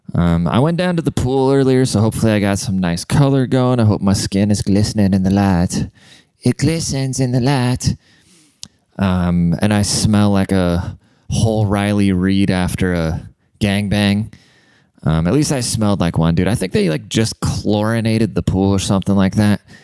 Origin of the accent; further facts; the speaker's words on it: Germany; now in United States; I'm fucking German. I grew up in Germany. I'm a German immigrant.